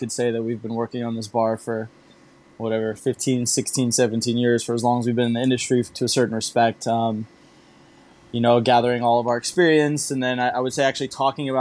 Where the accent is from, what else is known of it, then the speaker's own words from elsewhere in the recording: California, United States; moved away as an adult; now in Singapore; growing up in California